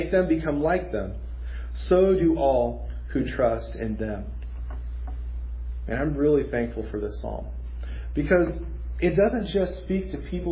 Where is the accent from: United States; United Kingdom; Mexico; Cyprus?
Mexico; moved away; growing up in Mexico, we had several fruit trees in our yard